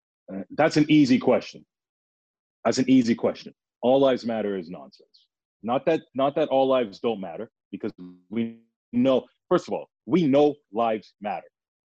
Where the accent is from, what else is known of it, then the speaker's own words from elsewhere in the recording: Toronto, Ontario, Canada; I'm talking about, I was born at Mount Sinai Hospital, University Avenue. What are you talking about?